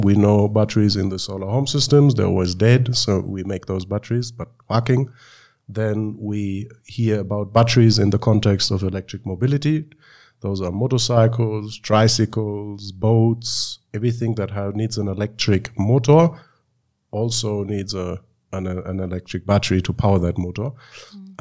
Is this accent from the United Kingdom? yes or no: no; Germany; moved away as an adult; now in Uganda; I was born and raised in Germany, but came to Uganda four and a half years ago